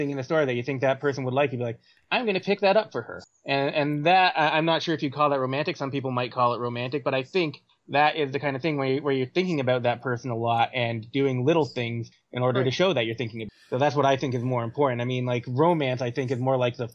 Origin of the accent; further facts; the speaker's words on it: Canada; I'm Canadian